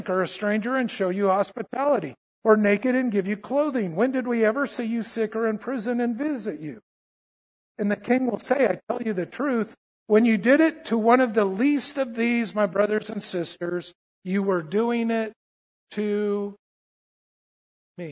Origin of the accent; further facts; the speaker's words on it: United States; I'm an American Christian